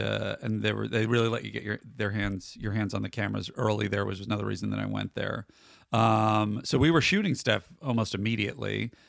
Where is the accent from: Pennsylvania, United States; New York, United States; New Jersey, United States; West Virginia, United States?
New York, United States; New York City; I grew up in Greenwich Village.